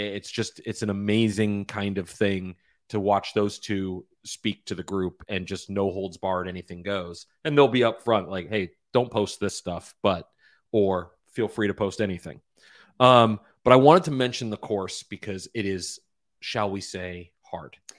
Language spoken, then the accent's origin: English; Florida, United States; I grew up playing golf in Florida